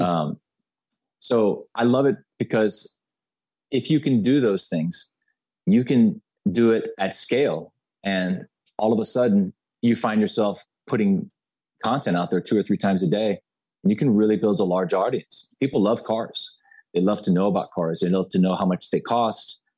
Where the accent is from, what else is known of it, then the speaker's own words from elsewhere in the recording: Miami, Florida, United States; I was born and raised in Miami, Florida.